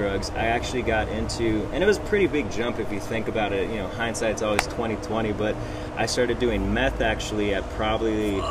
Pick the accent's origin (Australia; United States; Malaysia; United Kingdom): United States; Orange County, near Santa Ana, California; So I grew up in Orange County.